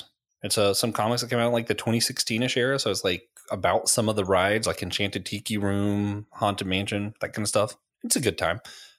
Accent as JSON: {"language": "English", "region": "Florida", "country": "United States", "tie": "born or raised there", "said": "I grew up in Florida, for those who don't know."}